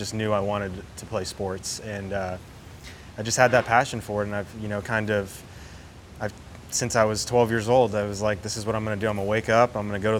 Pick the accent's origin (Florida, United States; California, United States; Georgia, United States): Florida, United States; Key Biscayne; also born or lived in Plantation, Florida / Jupiter, Florida; Born in Plantation. Lived there for a couple years, then moved down to Key Biscayne, down in Miami. Lived in Key Biscayne for the first 12, 13 years of my life, and then moved up to Jupiter